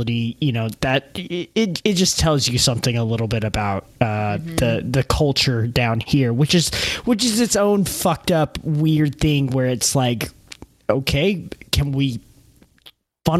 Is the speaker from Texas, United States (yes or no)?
yes; Texas, United States; growing up in Texas, I can point to Friday Night Lights as a movie that mm-hmm. kind of like feels mm-hmm. like my culture